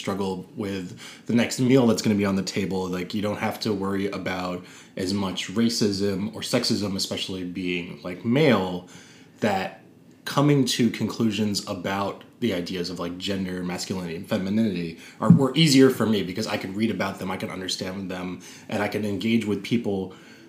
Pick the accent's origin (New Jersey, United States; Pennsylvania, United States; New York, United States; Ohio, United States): New York, United States; New York City; I grew up in Park Slope